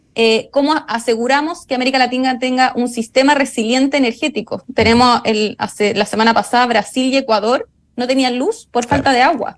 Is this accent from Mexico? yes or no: no; Chile; yo soy chilena